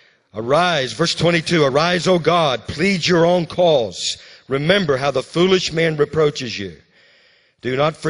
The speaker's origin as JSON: {"language": "English", "region": "Louisiana", "country": "United States", "tie": "born or raised there", "said": "When I was growing up in Louisiana, you know, as a little boy, I used to ride the bus."}